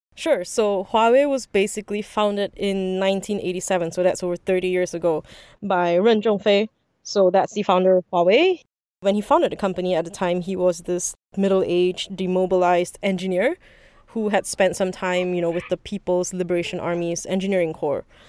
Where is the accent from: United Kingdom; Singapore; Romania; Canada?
Singapore; also born or lived in Beijing, China; I'm actually Singaporean too